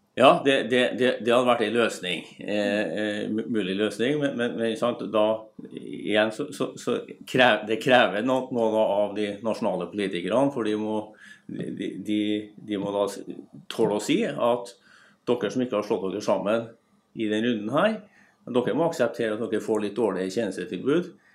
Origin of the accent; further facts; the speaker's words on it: Trondheim, Trøndelag, Norway; der jeg kommer fra, Trondheim